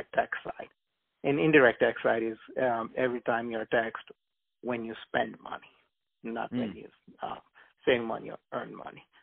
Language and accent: English; India; also born or lived in Uganda; now in United States; I was born in Uganda, East Africa. I lived in India for about 12 years, and then I moved to the United States.